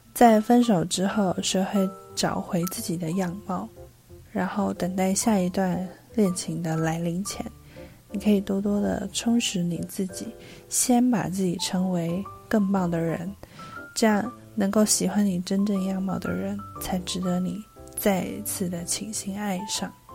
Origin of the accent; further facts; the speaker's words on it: Taipei, Taiwan; 一个土生土长却常常被误认为是不会讲中文的台北人